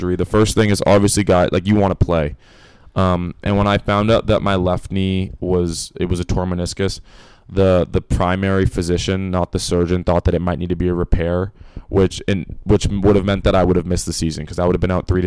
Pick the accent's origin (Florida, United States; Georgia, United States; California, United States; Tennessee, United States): California, United States; Los Angeles; moved away as an adult; now in Boston, United States; I'm from Los Angeles, so pretty sunny weather all the time